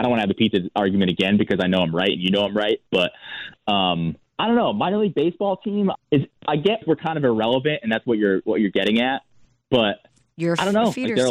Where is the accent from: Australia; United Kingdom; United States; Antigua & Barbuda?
United States; Connecticut; I want to do my home state, right? I want to do like, okay, what's Connecticut?